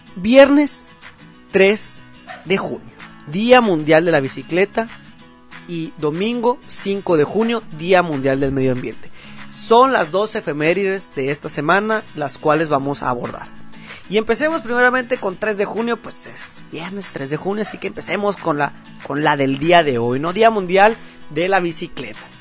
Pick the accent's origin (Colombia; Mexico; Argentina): Mexico; se hagan valer nuestros derechos como mexicanos